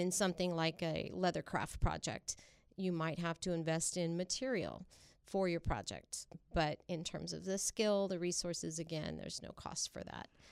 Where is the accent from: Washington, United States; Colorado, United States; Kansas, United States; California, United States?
California, United States; Traver; also born or lived in Kingsburg / Sanger; I grew up in the South Valley in a community called Traver